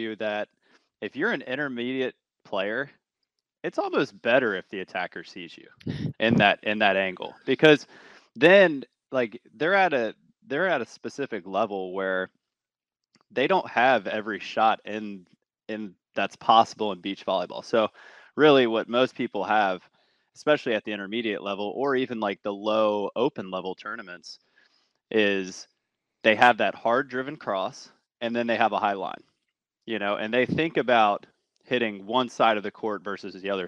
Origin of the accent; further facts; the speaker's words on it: Virginia, United States; now in California, United States; where I grew up in Virginia